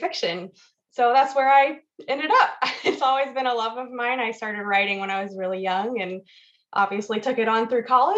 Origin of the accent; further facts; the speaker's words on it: Weddington, North Carolina, United States; moved away as an adult; also born or lived in Colorado; I grew up in Weddington area outside of Charlotte, just outside of Charlotte.